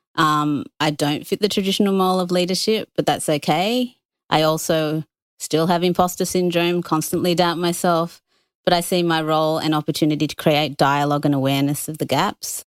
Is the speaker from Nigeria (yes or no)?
no; Australia; also born or lived in United Kingdom; I was born in the U K, came here when I was two. I identify as Australian